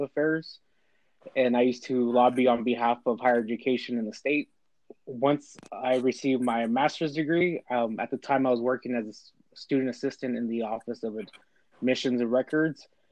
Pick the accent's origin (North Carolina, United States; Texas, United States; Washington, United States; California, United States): California, United States; Bakersfield; Born and raised in Bakersfield, California